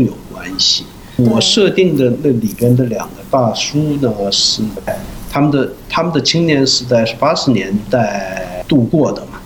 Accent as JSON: {"language": "Chinese", "area": "Yanbian", "region": "Jilin", "country": "China", "tie": "born or raised there", "accent": "Yanbian dialect", "moved": "as an adult", "lives_now": "South Korea", "said": "延边的，就叫龙井市明洞村，原来叫合龙县明洞村。因为我，呃，也是我的老家嘛，那边，所以我也常去那边"}